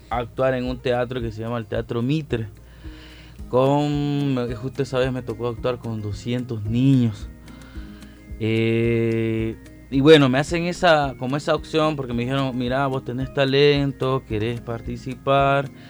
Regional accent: San Salvador, El Salvador; decían, venir de El Salvador, de San Salvador, porque soy del centro de San Salvador

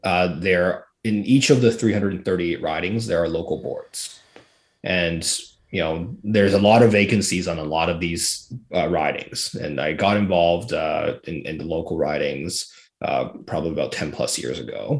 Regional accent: Fraser Valley, British Columbia, Canada; I grew up in the Fraser Valley of British Columbia, which is a very solid conservative country.

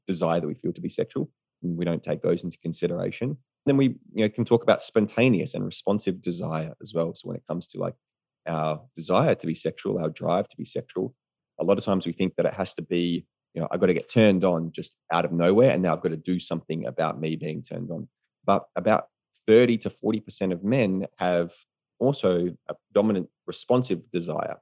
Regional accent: Australia; moved away as an adult; also born or lived in United States; as an Australian in America

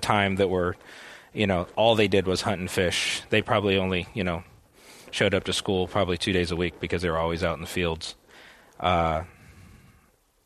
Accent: Texas, United States; I grew up in Texas as a kid

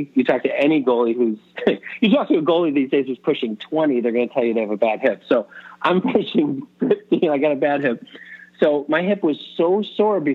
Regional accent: Buffalo, New York, United States; also born or lived in California; now in Chicago, United States; I grew up in Buffalo. I ended up out in California for years. You know, now I moved my kids out to Chicago

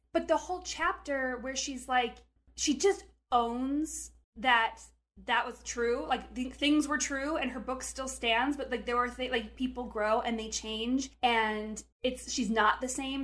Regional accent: Montana, United States; I'm from Montana

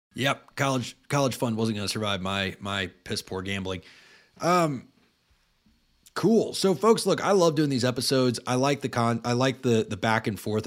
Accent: Tallahassee, Florida, United States; I grew up in Tallahassee

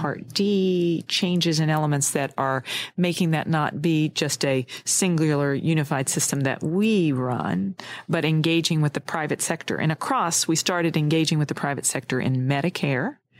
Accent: United States; my home state

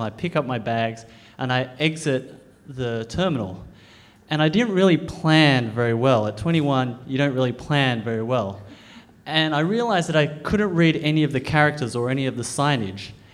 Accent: Australia; I'm an Australian born Chinese. I, I was born in Australia, I eat Vegemite, I play cricket

